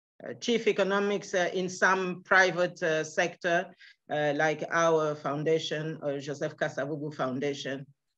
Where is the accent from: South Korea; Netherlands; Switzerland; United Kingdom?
Switzerland; born or raised there; also born or lived in Kinshasa, Democratic Republic of the Congo